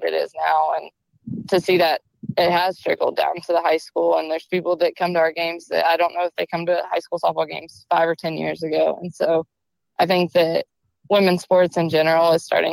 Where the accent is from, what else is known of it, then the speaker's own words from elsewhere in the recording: Mount Juliet, Tennessee, United States; also born or lived in Iowa; I grew up in Mount Juliet